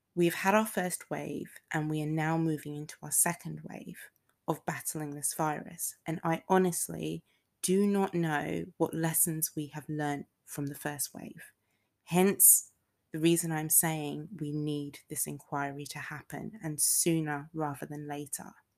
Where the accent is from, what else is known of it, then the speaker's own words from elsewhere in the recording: United Kingdom; also born or lived in Texas; I used to live in Texas, so even though I am fully British, I have a bit of Texan in me